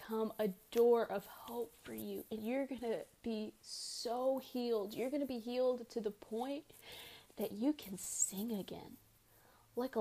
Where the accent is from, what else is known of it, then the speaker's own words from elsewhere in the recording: United States; I'm an American